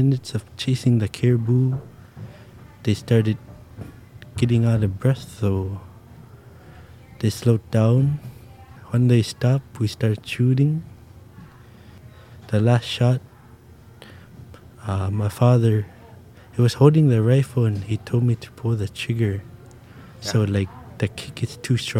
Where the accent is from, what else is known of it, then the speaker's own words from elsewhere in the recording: Taloyoak, Nunavut, Canada; I'm from Taloyoak, Nunavut, and I'm a young hunter.